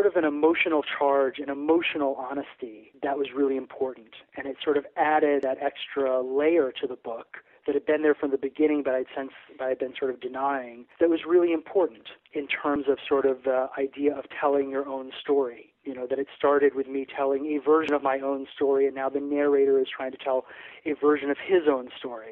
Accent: Aruba; moved away; also born or lived in New Jersey, United States; I grew up in Aruba, actually, which is off the island off the coast of Venezuela

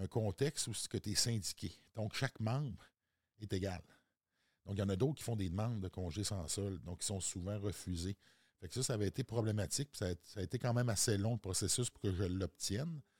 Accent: Quebec, Canada; Moi, je viens de la Côte-Nord. J'ai étudié à Québec, mes études postsecondaires.

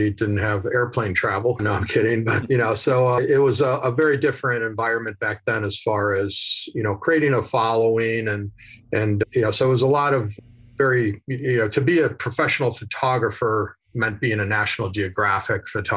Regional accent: Chicago, Illinois, United States; moved away as an adult; also born or lived in Southern California; I'm originally from Chicago

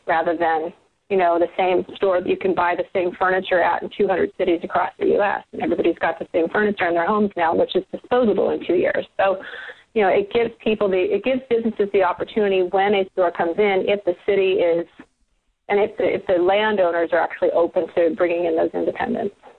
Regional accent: South Bay, Southern California, United States; I am a Southern California native, and, and I was born and raised here in the South Bay

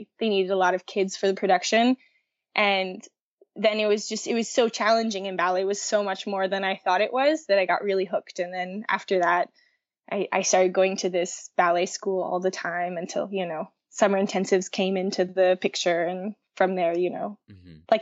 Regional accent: Baton Rouge, Louisiana, United States; moved away as an adult; the only ballet-oriented school in my hometown of Baton Rouge

